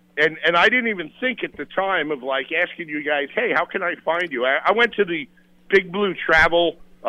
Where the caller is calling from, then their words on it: Charleston, United States; Hey, it's … from Charleston.